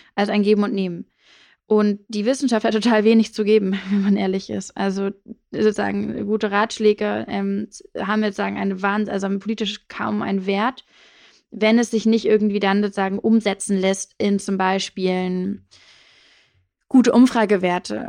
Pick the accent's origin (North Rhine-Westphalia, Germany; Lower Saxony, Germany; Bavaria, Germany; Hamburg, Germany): Hamburg, Germany; also born or lived in South of England; ich bin aufgewachsen in Hamburg, ähm, so eher am Stadtrand